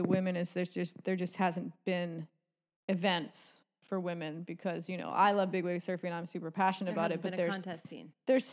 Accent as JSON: {"language": "English", "area": "Kauai", "region": "Hawaii", "country": "United States", "tie": "born or raised there", "said": "I grew up on Kauai"}